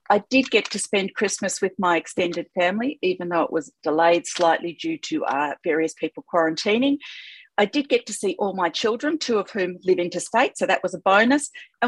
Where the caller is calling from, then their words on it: Victoria, Australia; I'm calling in from Wadawurrung country.